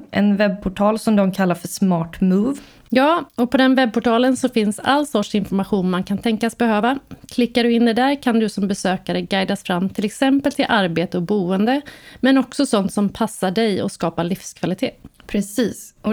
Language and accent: Swedish; Örebro, Örebro County, Sweden; Jag som gammal örebroare älskar ju staden på alla vis, men den har också ett grymt logistikläge och många bra jobb.